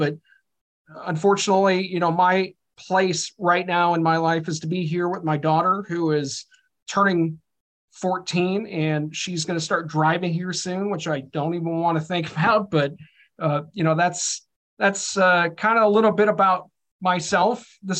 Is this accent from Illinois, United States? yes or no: yes; Chicago, Illinois, United States; moved away as an adult; also born or lived in Pennsylvania / Montana; now in Wichita, United States; I grew up in Chicago